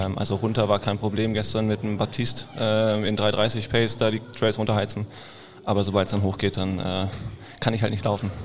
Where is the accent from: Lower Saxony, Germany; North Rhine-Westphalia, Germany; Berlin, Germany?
Berlin, Germany; Ich komme aus Berlin